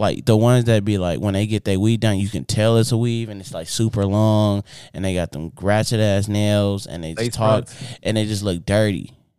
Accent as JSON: {"language": "English", "town": "Inglewood", "region": "California", "country": "United States", "tie": "born or raised there", "said": "So like I grew up in Inglewood."}